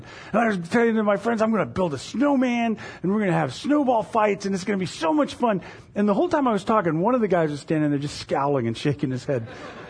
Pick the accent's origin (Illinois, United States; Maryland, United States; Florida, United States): Florida, United States; moved away as an adult; When I was 21, I moved from Florida to Indiana. And I got to, it was northern Indiana, and I got there in late November.